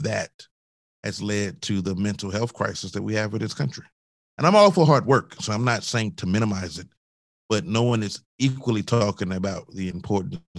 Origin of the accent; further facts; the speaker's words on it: Augusta, Georgia, United States; moved away; also born or lived in Charleston, South Carolina; I grew up in Augusta, Georgia, as you know. So I didn't grow up near the ocean